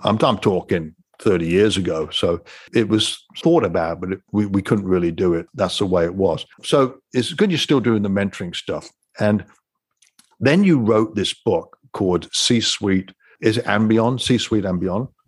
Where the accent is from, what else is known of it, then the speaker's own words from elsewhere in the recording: England, United Kingdom; moved away; I'm from England